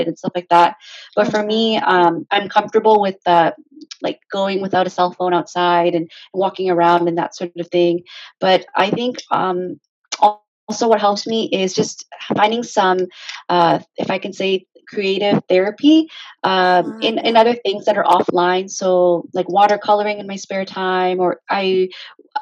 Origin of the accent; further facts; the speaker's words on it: Hamilton, Ontario, Canada; I grew up in Hamilton, technically. I was born and raised there.